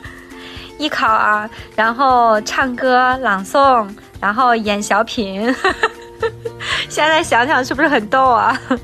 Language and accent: Chinese; Qinghai, China; now in Beijing, China; 我是青海人，从小都大生活在草原上